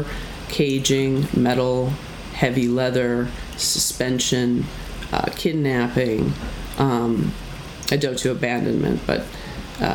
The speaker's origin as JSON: {"language": "English", "town": "Philadelphia", "region": "Pennsylvania", "country": "United States", "moved": "yes", "said": "I'm from Philadelphia"}